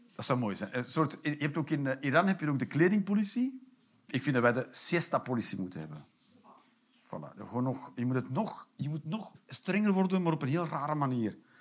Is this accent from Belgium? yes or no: yes; Limburg, Flanders, Belgium; als Limburger